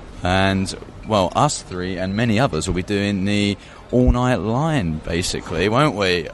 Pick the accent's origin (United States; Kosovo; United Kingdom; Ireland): United Kingdom; London; I'm glad, of course, that it's at my hometown in London